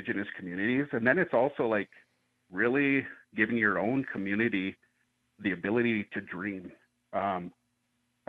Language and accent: English; Northern Plains, United States; now in Albuquerque, United States; I come from the Northern Plains area